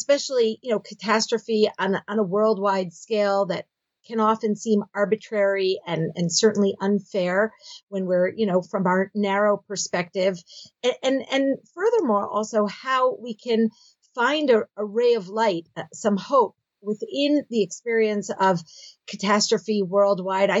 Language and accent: English; Philadelphia, Pennsylvania, United States; moved away as an adult; now in Israel; I grew up in Philadelphia